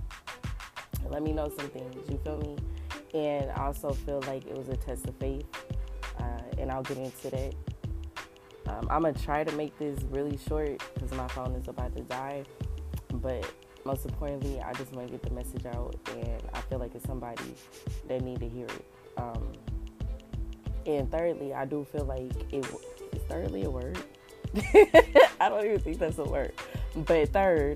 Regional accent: Los Angeles, California, United States; I grew up in South Central

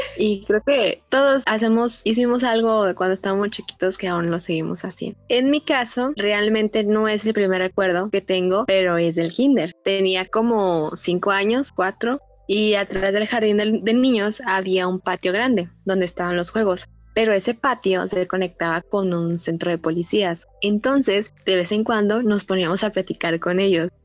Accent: Guadalajara, Jalisco, Mexico; Aquí en Guadalajara Estamos acostumbrados

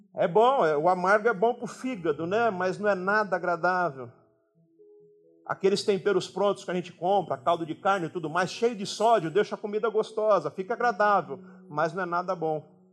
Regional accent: São Paulo, Brazil; a gente de São Paulo

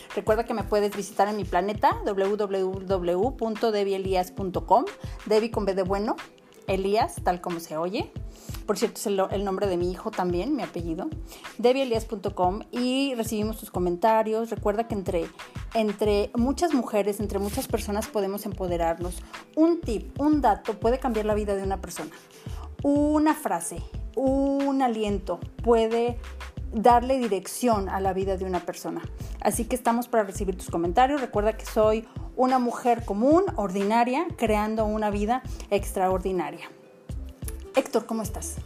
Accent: Autlán, Jalisco, Mexico; estamos grabando justo en Autlán, Jalisco, donde yo nací y crecí aquí

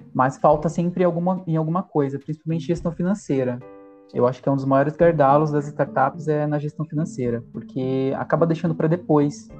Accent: Jundiaí, São Paulo, Brazil; Jundiaí, eu tive uma realidade um pouco humilde

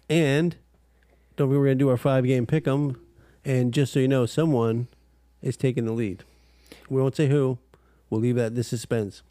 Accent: Canada; We're from Canada

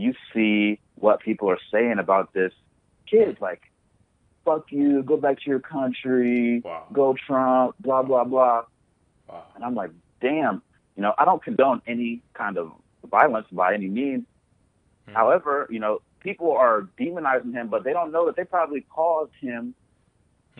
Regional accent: Columbus, Ohio, United States; moved away as an adult; also born or lived in Youngstown, Ohio / Nigeria (family origin); now in Los Angeles, United States; I was born and raised in Ohio. So, born in Youngstown, Ohio, and grew up in Columbus, Ohio.

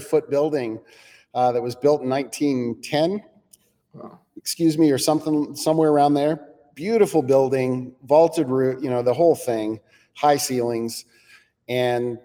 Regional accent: United States; as an American

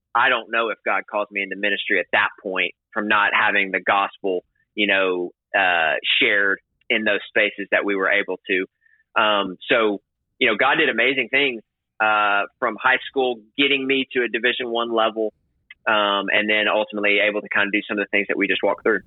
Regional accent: the South, United States; growing up in America, specifically the South

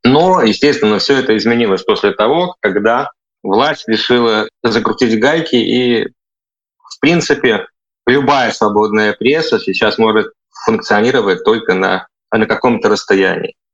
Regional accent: Vitebsk, Vitebsk Region, Belarus; moved away as an adult; also born or lived in Ukraine; now in Germany; я из Витебска.

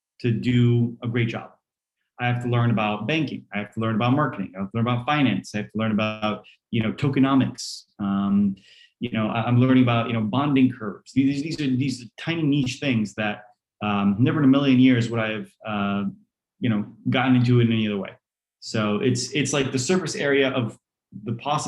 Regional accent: New Jersey, United States; English is a second language; also born or lived in Poland; I came to America, to New Jersey. You know, mom was a teacher, dad was a computer scientist. We all three got there around age 6 for me. We didn't know any of the language.

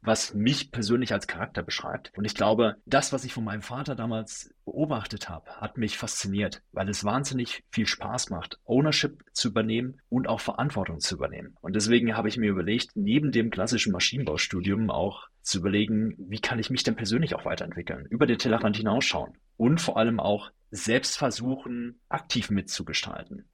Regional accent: Sauerland, North Rhine-Westphalia, Germany; ich bin äh, gebürtig aus dem Sauerland, einem kleinen Dorf aus NRW

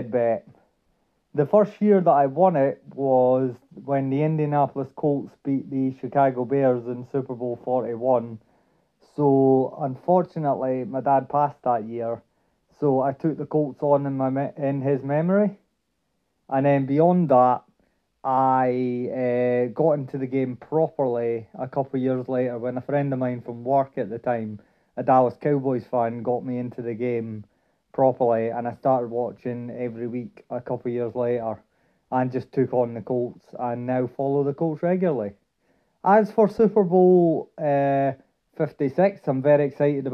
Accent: Dundee, Scotland, United Kingdom; I'm originally from Dundee

